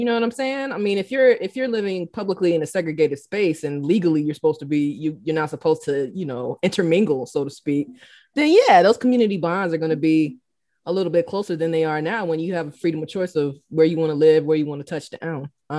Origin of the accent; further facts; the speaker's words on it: Albany, Georgia, United States; No, I'm from Georgia, from Southwest Georgia.